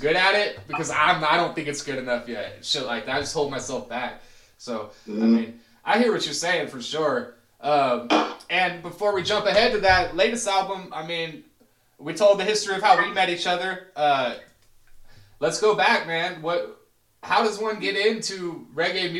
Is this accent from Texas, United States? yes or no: yes; Austin, Texas, United States; I grew up in Austin, which had a fairly big scene